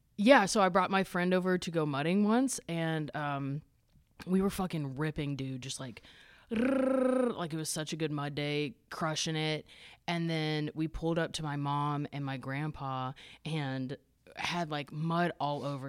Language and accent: English; Tennessee, United States; also born or lived in Chicago; now in Nashville, United States; I'm from Tennessee